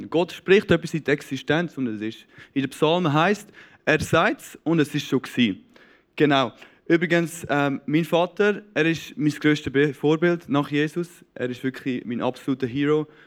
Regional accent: Knonau, Zurich, Switzerland; Ich bin der jüngste von, von sechs Kindern. Ähm, aufgewachsen im Säuliamt in Knonau, ähm, einem super, super schönen Ort.

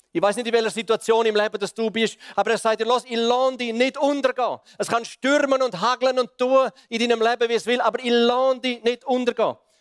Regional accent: Switzerland; als Schweizer Gemeinde

